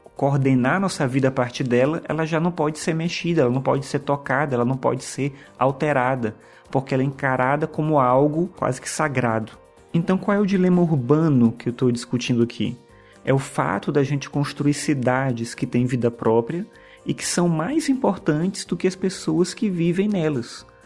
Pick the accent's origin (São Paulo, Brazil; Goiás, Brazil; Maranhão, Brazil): Maranhão, Brazil; São Luís; now in Brasília, Brazil; Hoje eu moro aqui em Brasília, mas eu nasci em São Luís do Maranhão